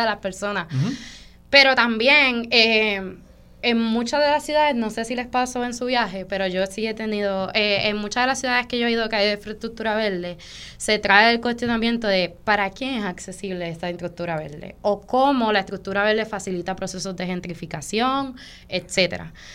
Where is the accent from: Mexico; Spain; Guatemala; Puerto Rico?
Puerto Rico; Vega Alta; yo soy nacida y criada en Vega Alta